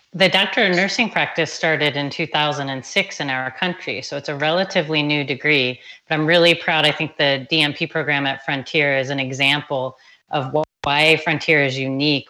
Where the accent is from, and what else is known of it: Anne Arundel County, Maryland, United States; born or raised there; moved away as an adult; now in Tucson, United States